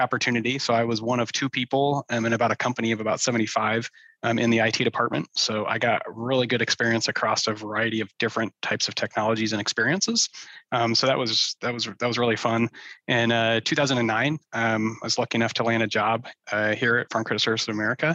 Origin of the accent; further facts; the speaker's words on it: Omaha, Nebraska, United States; I was born and raised in Omaha, kind of been here my whole life